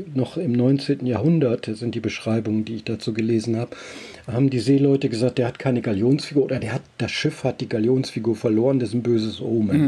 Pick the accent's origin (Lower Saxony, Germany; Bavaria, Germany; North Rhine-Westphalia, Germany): Lower Saxony, Germany; Elsfleth; in meiner Heimatstadt Elsfleth